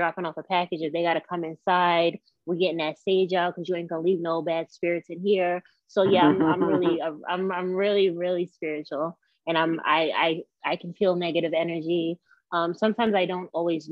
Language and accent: English; Westchester County, New York, United States; I'm from New York. I was born and raised in Westchester County, New York.